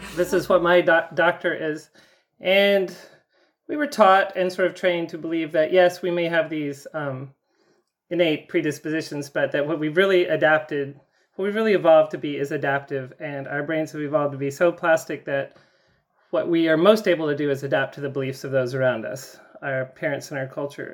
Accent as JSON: {"language": "English", "region": "the South", "country": "United States", "tie": "born or raised there", "said": "I grew up in the South"}